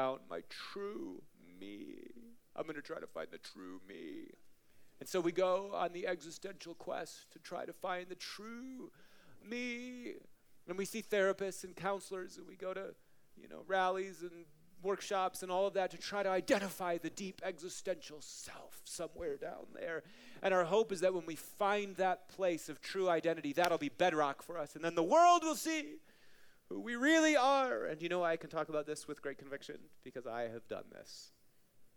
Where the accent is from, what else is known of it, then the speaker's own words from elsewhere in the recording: Marshfield, Wisconsin, United States; now in Colorado, United States; a little town that I grew up in, Marshfield, Wisconsin